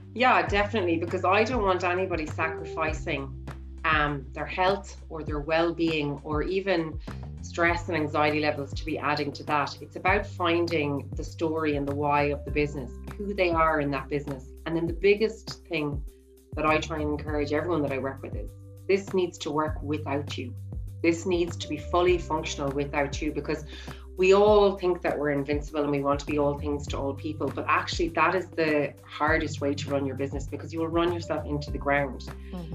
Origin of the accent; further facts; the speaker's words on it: Ireland; growing up in Ireland